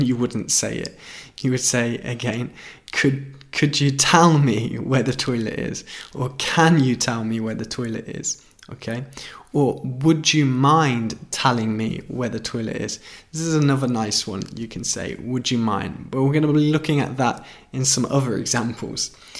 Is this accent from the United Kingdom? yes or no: yes; United Kingdom; where I'm from in the United Kingdom